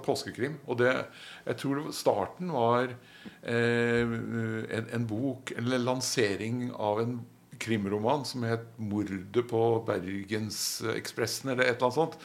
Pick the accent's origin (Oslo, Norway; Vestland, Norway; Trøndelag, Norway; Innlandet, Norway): Oslo, Norway; moved away; Jeg er jo fra Marienlyst i Oslo